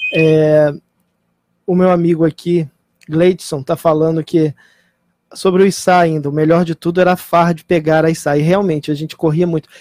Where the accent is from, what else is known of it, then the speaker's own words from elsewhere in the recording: Brazil; o Brasil é o país onde eu nasci, o país onde eu vivo